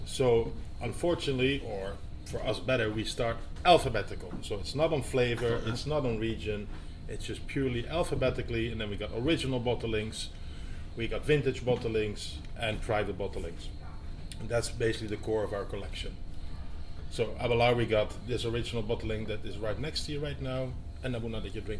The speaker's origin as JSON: {"language": "English", "town": "Amsterdam", "region": "North Holland", "country": "Netherlands", "moved": "yes", "lives_now": "Edinburgh, United Kingdom", "said": "I'm from Amsterdam myself."}